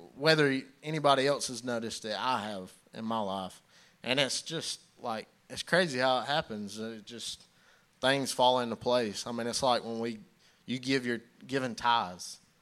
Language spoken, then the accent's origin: English; Belton, United States; I grew up in Belton. Grew up coming here to church.